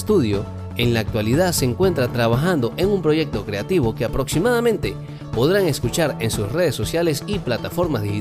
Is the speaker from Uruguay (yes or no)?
no; Colombia; Nosotros somos hermanos guitarristas de Colombia.